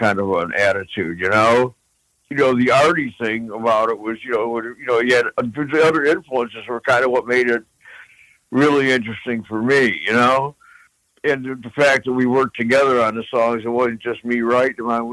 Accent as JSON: {"language": "English", "region": "Midwest", "country": "United States", "tie": "born or raised there", "said": "growing up in the Midwest, I mean, those songs were always on the radio"}